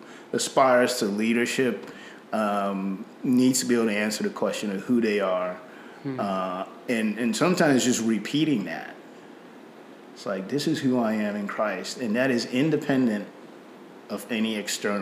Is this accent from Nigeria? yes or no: yes; Nigeria; accent: British Nigerian; moved away as an adult; now in United States; I grew up in Nigeria. I came back to the U.S. after my 18th birthday.